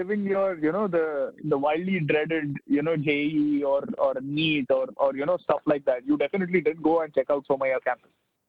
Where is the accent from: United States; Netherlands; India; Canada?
India